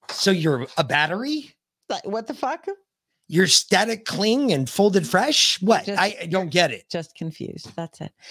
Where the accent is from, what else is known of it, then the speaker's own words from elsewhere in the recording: Scotland, United Kingdom; Anonymity uh, this is good. I'm Scottish.